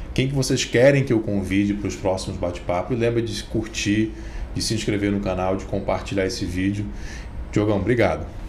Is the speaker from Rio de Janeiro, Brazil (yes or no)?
no; Manaus, Amazonas, Brazil; now in Brasília, Brazil; eu não sou de Brasília, mas eu me considero manauara brasiliense, né? Eu já tenho mais tempo de Brasília do que tempo de Manaus.